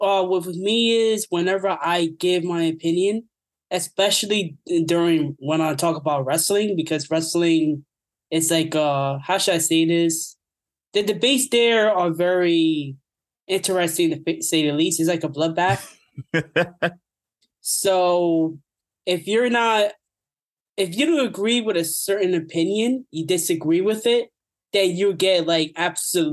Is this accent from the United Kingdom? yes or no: no; New York City, New York, United States; I grew up in the Bronx, New York, actually. South Bronx.